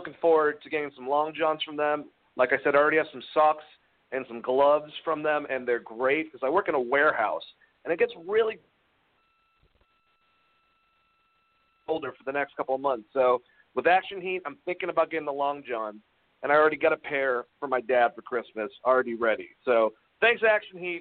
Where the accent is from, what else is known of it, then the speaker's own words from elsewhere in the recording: Georgia, United States; I'm from Georgia